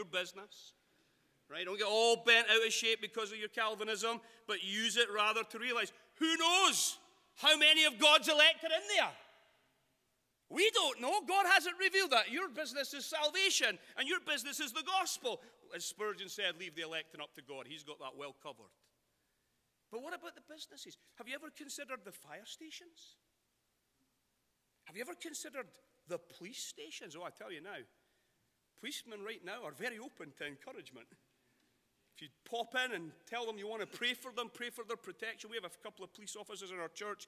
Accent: Scotland, United Kingdom; now in Sacramento, United States; being Scottish in America

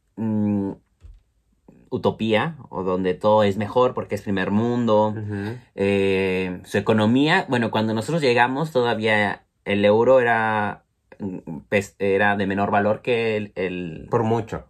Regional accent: Mexico City, Mexico; moved away as an adult; now in Bristol, United Kingdom; nosotros somos originarios de la Ciudad de México

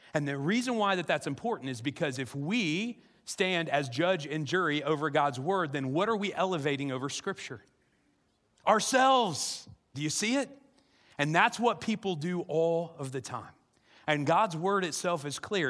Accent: South Central Illinois, United States; I grew up in South Central Illinois

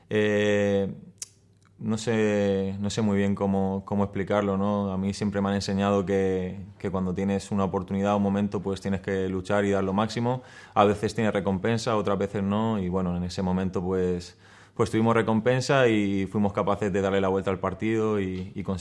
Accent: Murcia, Region of Murcia, Spain; also born or lived in Mallorca; Sí, sí, yo nací en Murcia porque, bueno, mi padre, como, como hablábamos, es de Mallorca, estaba allí jugando en, en Murcia y conocí a mi madre y, bueno, eh, nací allí y he vivido toda mi vida entre Murcia y Mallorca

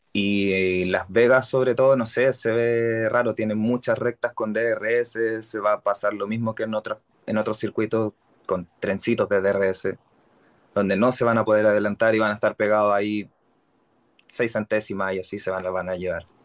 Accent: Santiago, Santiago Metropolitan Region, Chile; vivo en Santiago, acá en Chile. Soy totalmente capitalino

